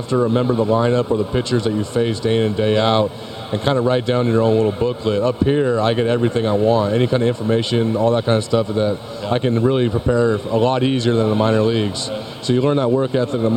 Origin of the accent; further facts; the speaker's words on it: Los Angeles, California, United States; San Pedro High. And in San Pedro, California, is where I was in high school